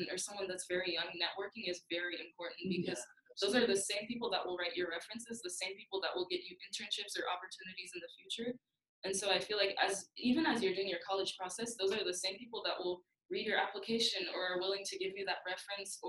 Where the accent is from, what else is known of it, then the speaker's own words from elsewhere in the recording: Dallas, Texas, United States; moved away; also born or lived in Oregon; originally we grew up in Texas, which was a very black-dominated area. We grew up in Dallas, Texas, and then we moved over to Oregon, which was very white.